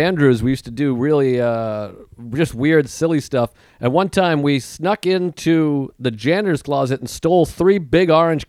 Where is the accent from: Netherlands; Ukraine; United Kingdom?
Ukraine; I'm from the Ukraine. You know, say the Ukraine is weak.